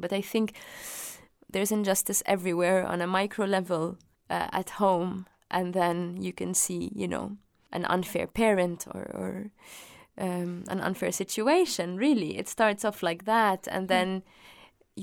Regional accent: Dubai, United Arab Emirates; I was born in Dubai

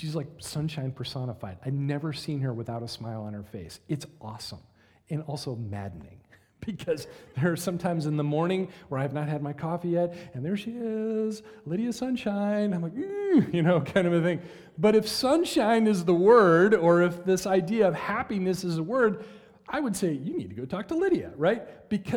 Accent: United States; we as American Christians

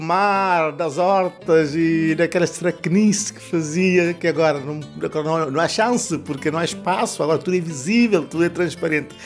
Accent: Santiago, Cape Verde; first language Cape Verdean Creole; Portuguese is a second language; now in Portugal; Eu nasci em Cabo Verde, na ilha de Santiago, no interior, porque eu sou de fora

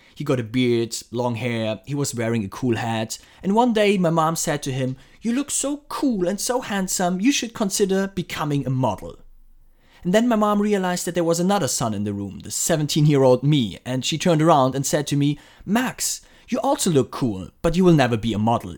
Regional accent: Frankfurt, Hesse, Germany; my hometown Frankfurt

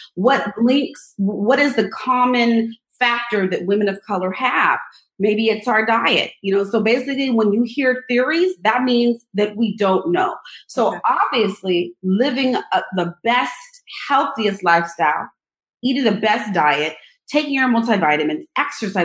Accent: Los Angeles, California, United States; moved away as an adult; also born or lived in East Coast; I'm from Los Angeles. I had to move to the East Coast.

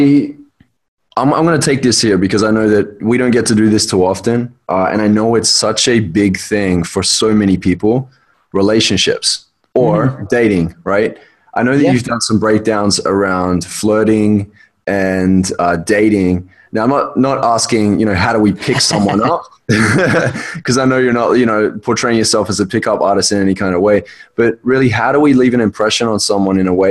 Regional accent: Australia; I'm Australian

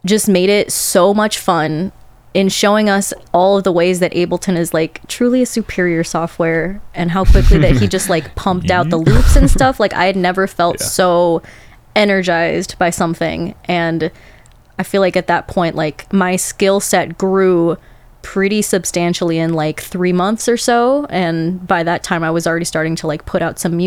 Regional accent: Chicago, Illinois, United States; Born and raised in Chicago

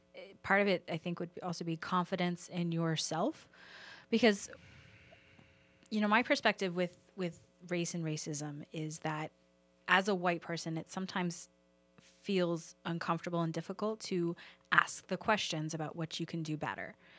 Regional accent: the South, United States; moved away; I'm originally from the South

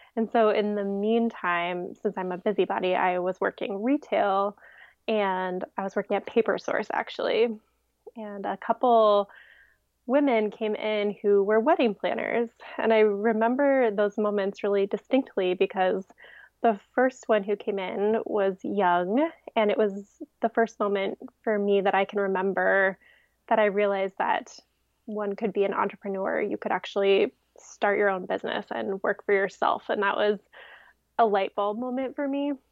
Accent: Ohio, United States; also born or lived in Colorado / Washington, D.C.; now in Virginia, United States; I'm from Ohio

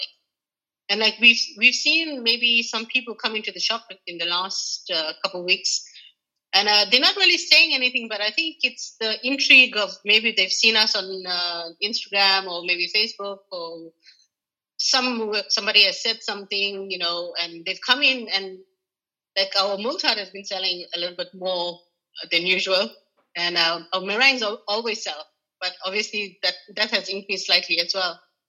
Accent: South Africa; because we are, I'm South African, we've done quite a few South African gatherings here in the north, here in the, Ireland and in the north.

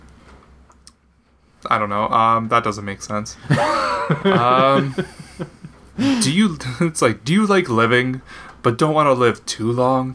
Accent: Canada; I am a Canadian

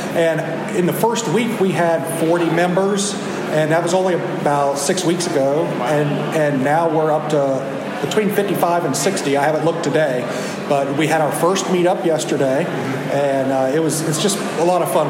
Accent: West Virginia, United States; I'm from West Virginia

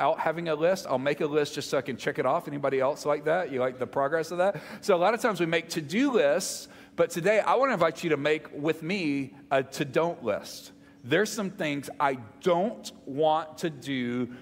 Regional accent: Mississippi, United States; moved away; I'm from Mississippi

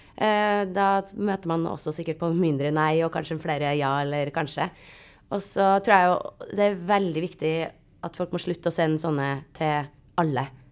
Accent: Trondheim, Trøndelag, Norway; jeg er jo også fra Trondheim

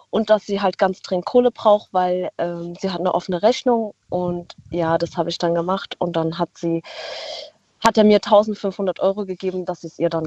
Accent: Baden-Württemberg, Germany; Wir kommen aus dem Schwarzwald.

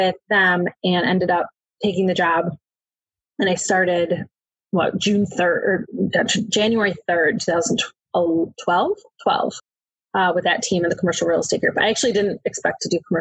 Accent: Buffalo, New York, United States; moved away as an adult; also born or lived in Syracuse, New York; now in Delaware, United States; I'm originally from Buffalo, New York. I grew up there

